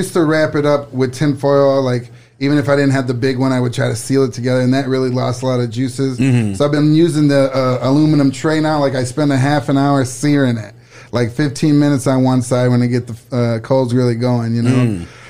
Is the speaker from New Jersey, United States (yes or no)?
no; Saginaw, Michigan, United States; Saginaw, Michigan.